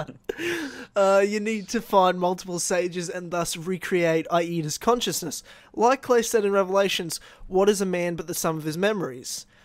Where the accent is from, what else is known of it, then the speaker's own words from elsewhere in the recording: Australia; I'm from Australia